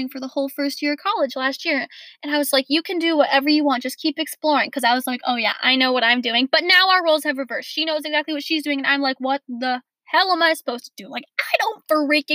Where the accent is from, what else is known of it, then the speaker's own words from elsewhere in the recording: Portland, United States; moved away; I was born in Portland, right? And I've got all these best friends that I've had since I was like 5 years old.